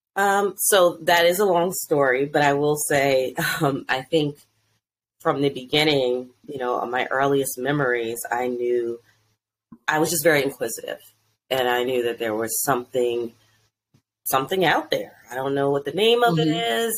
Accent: Delaware, United States; now in DMV area, United States; I'm originally from Delaware

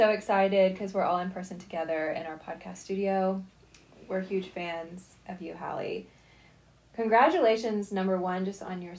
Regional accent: Nashville, Tennessee, United States; Well, Nashville is close to our hearts because we grew up here.

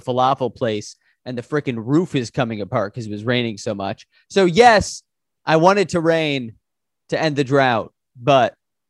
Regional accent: Chicago, Illinois, United States; I'm from Chicago, where right now it's like negative 10.

